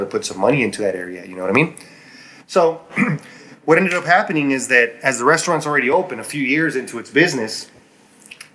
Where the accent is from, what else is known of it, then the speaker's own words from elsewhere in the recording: Chihuahua, Mexico; moved away as an adult; now in El Paso, United States; I grew up in Chihuahua, Mexico. That's where I met my wife, and now we live in El Paso, Texas.